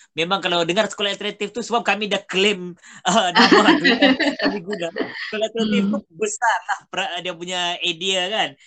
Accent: Tawau, Sabah, Malaysia; accent: Sabah Malay; aku berasal daripada Tawau Sabah

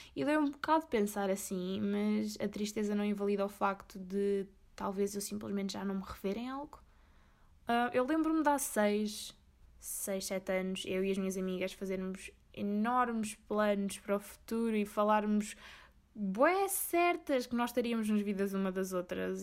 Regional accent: Corvo, Azores, Portugal; moved away; also born or lived in Faial

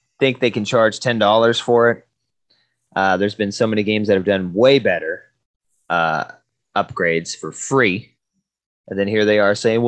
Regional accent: Washington, United States; we're from Washington

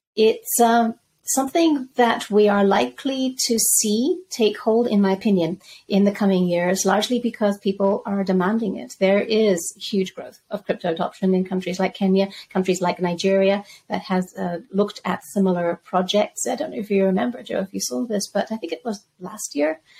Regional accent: Zambia; moved away; also born or lived in Spain / London; I grew up in Zambia

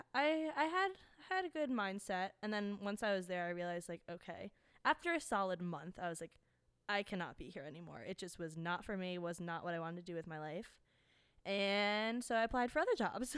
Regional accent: New Jersey, United States; also born or lived in North Carolina; coming from Jersey

